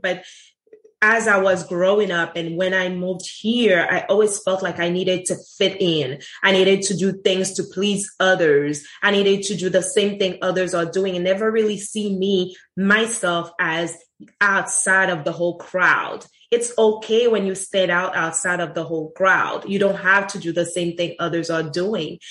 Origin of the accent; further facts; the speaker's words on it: Haiti; moved away as an adult; also born or lived in Sint Maarten; now in United States; I grew up in, ha- in Haiti. I wasn't born in Haiti. I was born in St. Martin um, in the Dutch side and grew up in Haiti at the age of six months and left Haiti when I was 18